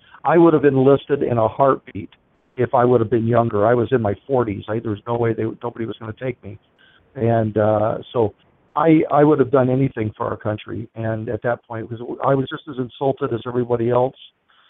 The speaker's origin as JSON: {"language": "English", "country": "United States", "said": "I thought, whatever happens here, I'm an American, and I'm doing what I have to do for my country."}